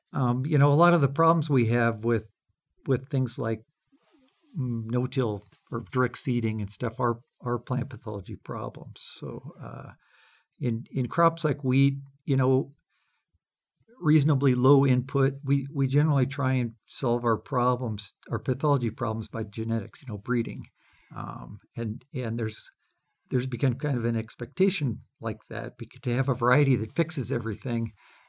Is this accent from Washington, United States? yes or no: yes; Washington, United States; I grew up farming in Western Washington as a kid.